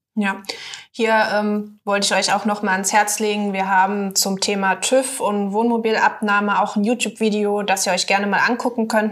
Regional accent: Saarland, Germany; moved away; Ich komme ja aus dem Saarland ursprünglich mal.

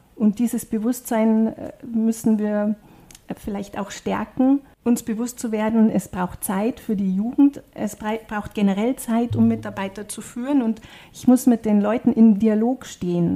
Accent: South Tyrol, Trentino-Alto Adige, Italy; bei uns in Südtirol

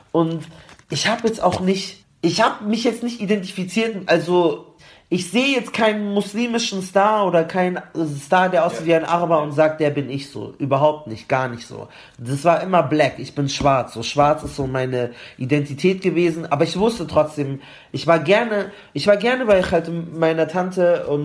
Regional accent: Palestine; ich bin Palästinenser und, und ich habe das dann schon alles, ich habe auch Referate drüber gehalten

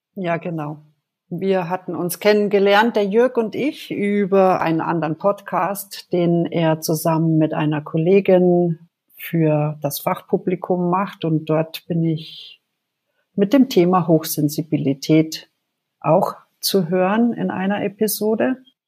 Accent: Germany; also born or lived in Bad Nauheim, Hesse; ich komme aus Deutschland

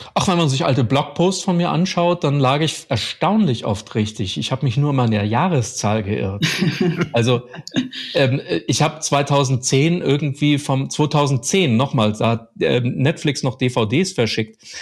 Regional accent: Germany; bei uns in Deutschland

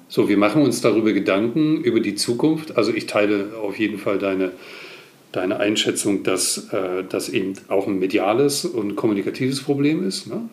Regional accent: East Germany, Germany; Ich bin im Osten groß geworden

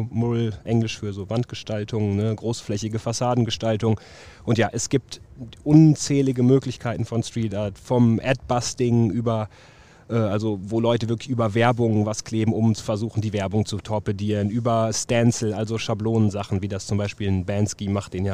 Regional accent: Münster, North Rhine-Westphalia, Germany; Boah, das, äh, ich komme gebürtig aus Münster, muss ich vielleicht erstmal sagen.

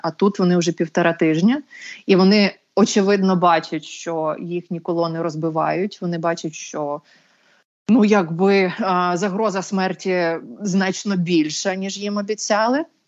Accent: Bucha, Kyiv Oblast, Ukraine; це ж моє рідне місто, чому я звідси маю їхати

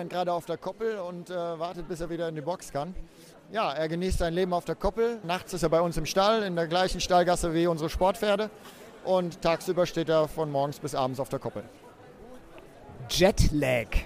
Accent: Germany; Aachen ist natürlich als Deutscher was ganz Besonderes.

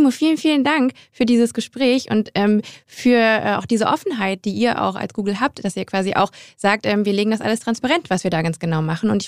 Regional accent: Grevenbroich, North Rhine-Westphalia, Germany; moved away; vielleicht ja auch meine Heimatstadt.

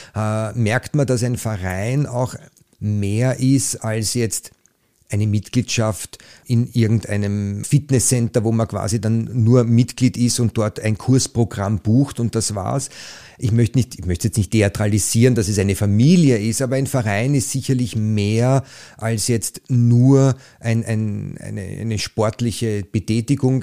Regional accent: Liesing, Vienna, Austria; ich bin jetzt aus Leasing

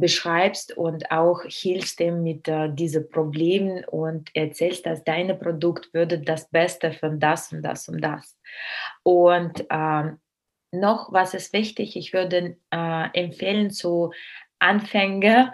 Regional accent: Russia; German is a second language; moved away; ich bin Russin

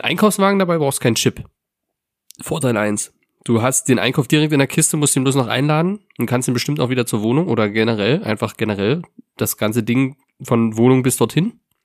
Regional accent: Lusatia, Germany; in meiner Heimat, tatsächlich, in meinem Dorf

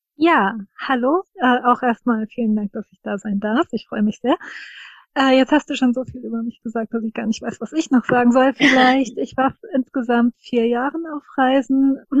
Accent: Rhine-Main area, Germany; das Rhein-Main-Gebiet empfohlen und dann ist sie eben äh, hierher gekommen, was witzigerweise meine Heimatregion ist

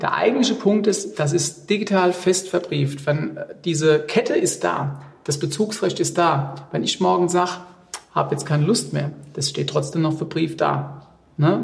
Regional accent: Rheinhessen, Rhineland-Palatinate, Germany

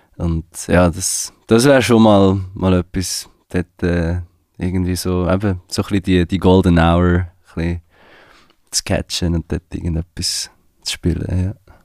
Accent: Switzerland; ich bin in der Schweiz geboren

